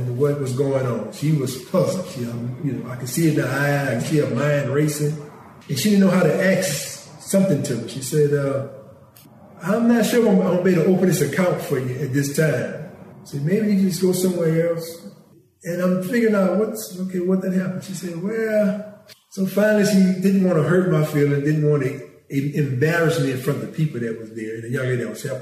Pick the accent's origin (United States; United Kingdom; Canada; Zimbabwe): United States; Franklin; I was from Franklin